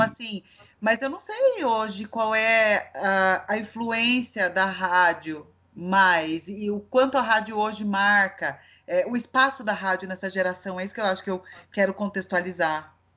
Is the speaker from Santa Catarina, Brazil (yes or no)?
no; Itatiba, São Paulo, Brazil; moved away as an adult; eu sou do interior, eu nasci em Itatiba